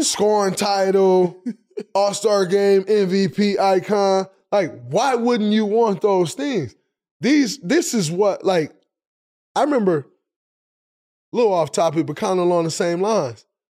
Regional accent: Saginaw, Michigan, United States; I'm from Saginaw

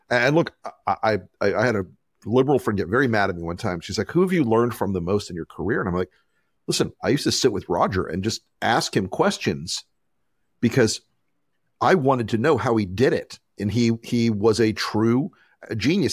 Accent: the South, United States; as a Southerner

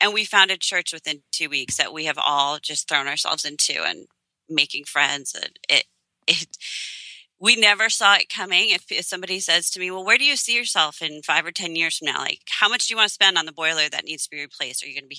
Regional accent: Long Island, New York, United States; moved away as an adult; also born or lived in Illinois; now in Pennsylvania, United States; we just moved this past late spring, beginning of the summer, from a boarding school that we had lived at in Long Island for 18 years. Wow. And it's my hometown.

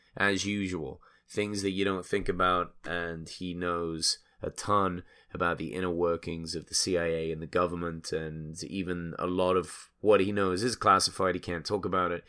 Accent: England, United Kingdom; now in United States; I'm obviously an immigrant. I'm English. I came here

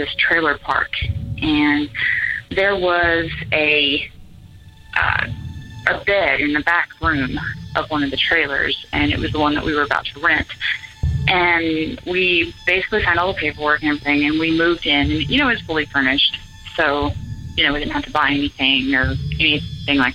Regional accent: Gainesville, Florida, United States; I'm from Gainesville, Florida

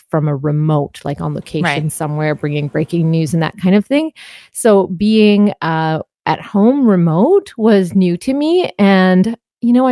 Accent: Canada; being Canadian

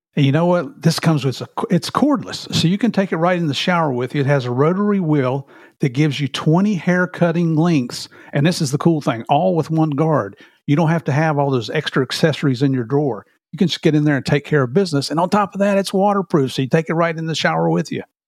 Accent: United States; moved away as an adult; also born or lived in Tennessee / West Virginia; now in Florida, United States; I grew up in Tennessee and West Virginia

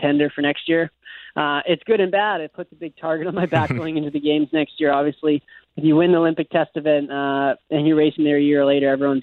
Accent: Winnipeg, Manitoba, Canada; I come from Winnipeg

